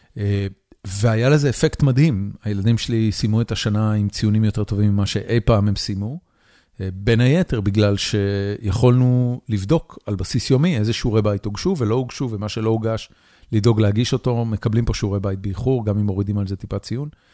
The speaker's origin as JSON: {"language": "Hebrew", "country": "Israel", "also_born_or_lived": "California", "moved": "yes", "lives_now": "United States", "said": "אני עברתי לפה מקליפורניה, אבל במקור אני מישראל"}